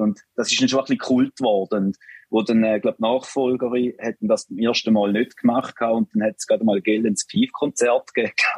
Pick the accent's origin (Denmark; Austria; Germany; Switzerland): Switzerland; bei uns in der Schweiz